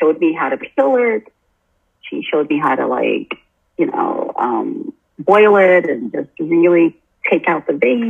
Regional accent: North New Jersey, United States; moved away as an adult; also born or lived in Brooklyn, New York; now in Costa Rica; I grew up in a household where I was born in North New Jersey

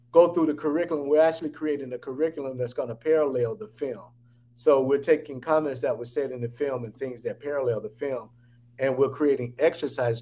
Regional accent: Atlanta, Georgia, United States; I'm based in Atlanta. I'm from Atlanta.

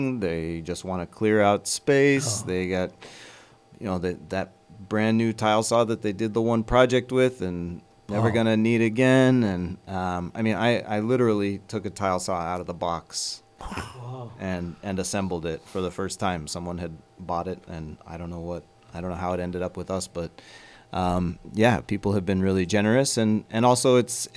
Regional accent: Kamas, Utah, United States; now in North Kohala, United States; Originally, I'm from Utah.

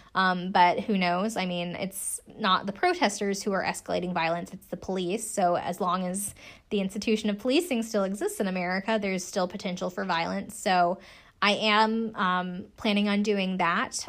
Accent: South Carolina, United States; I'm from South Carolina.

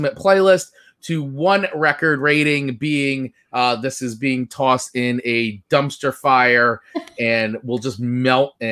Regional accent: New Jersey, United States; growing up on the East Coast here of the United States, in New Jersey in particular

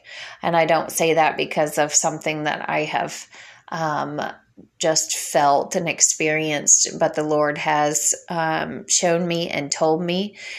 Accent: Illinois, United States; moved away as an adult; I have been fighting for my family in my local area where I grew up in Illinois for many years. I moved away from there at 18 years old when my husband joined the Air Force, and we got stationed in Florida.

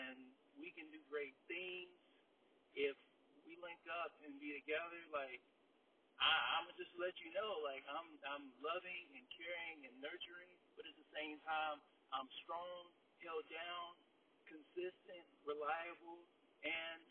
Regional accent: North Carolina, United States; I'm from North Carolina

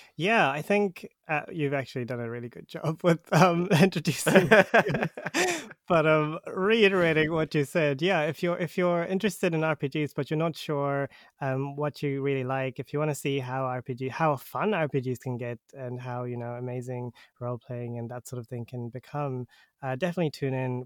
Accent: New Zealand; I'm from New Zealand

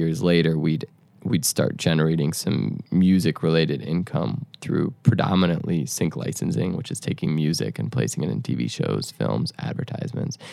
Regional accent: Chicago, Illinois, United States; moved away; also born or lived in Detroit; I grew up in Chicago around like the Chance the Rapper world.

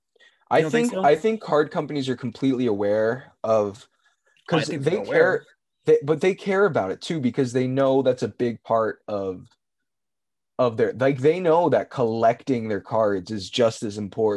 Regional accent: Tennessee, United States; born there; And I was born in Tennessee, by the way.

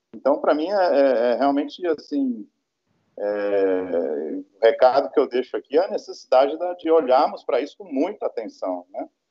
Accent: São Paulo, Brazil; moved away; eu sou paulista, né, eu me graduei em São Paulo

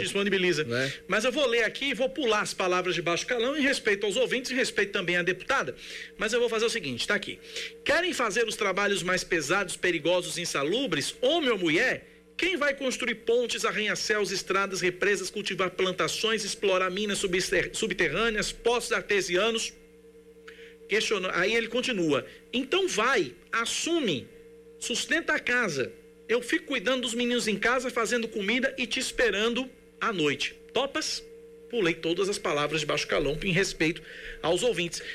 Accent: São Paulo, Brazil; born or raised there; also born or lived in Recife; now in Paraíba, Brazil

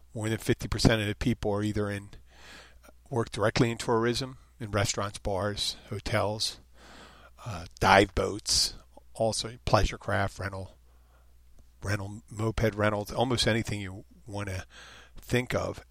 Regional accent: Philadelphia, Pennsylvania, United States; also born or lived in Jersey Shore; now in Florida Keys, United States; I'm from Philadelphia, the Jersey Shore

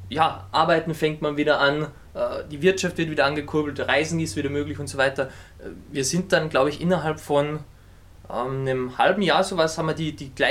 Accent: Austria; ich komme aus Österreich

